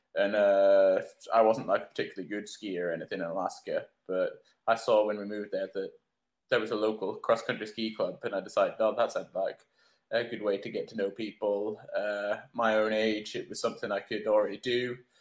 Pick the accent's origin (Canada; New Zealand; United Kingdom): United Kingdom; Scotland; also born or lived in England; I was uh, born in England, but I only lived there for about a year, so I kind of feel or like if I talk about home, then home for me is Scotland.